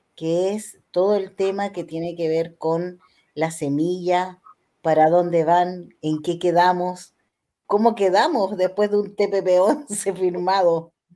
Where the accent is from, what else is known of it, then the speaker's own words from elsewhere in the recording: Chile; como chilenos